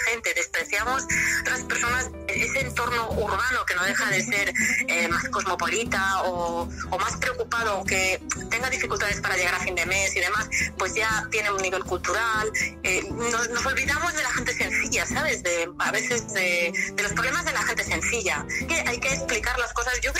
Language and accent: Spanish; Barcelona, Catalonia, Spain; born there; Yo soy catalana, yo, yo he nacido en Barcelona y como dices, bueno, me he licenciado en, la Universidad de Barcelona, soy catalana